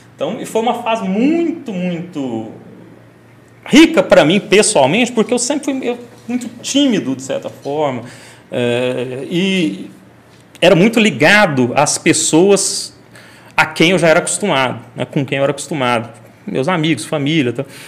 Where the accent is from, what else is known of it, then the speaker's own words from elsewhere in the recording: Goiânia, Goiás, Brazil; also born or lived in Recife; quando a gente saiu do Marista do ensino fundamental e passou para o ensino médio, que a gente foi para o finado disciplina lá de Goiânia